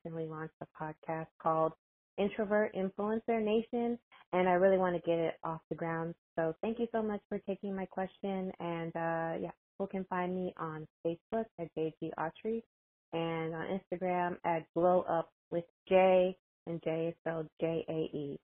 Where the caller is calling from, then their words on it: Houston, Texas, United States; I'm calling from Houston, Texas.